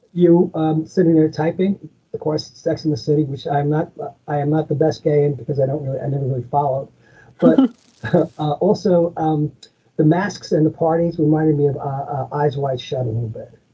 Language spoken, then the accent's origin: English; Long Island, New York, United States; I'm originally from Long Island myself, and I've been living here for over 30 years